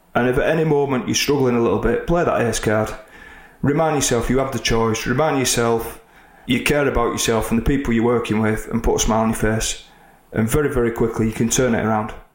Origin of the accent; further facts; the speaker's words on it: Oldham, North West England, United Kingdom; Oldham, my hometown.